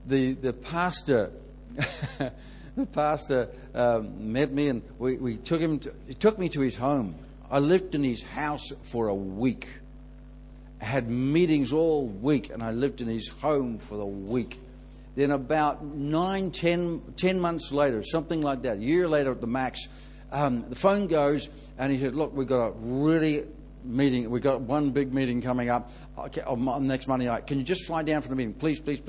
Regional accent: Ireland; So I find people relax a bit more and give me a lot more leeway when they know I'm Irish, eh?

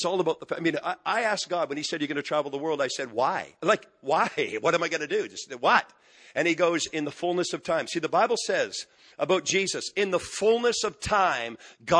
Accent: just outside of Montreal, Quebec, Canada; moved away; I'm from Quebec, just outside of Montreal. We're moving back the end of this month.

